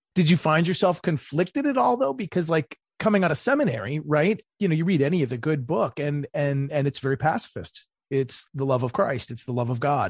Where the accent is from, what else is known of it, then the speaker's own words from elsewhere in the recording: Maryland, United States; my home state of Maryland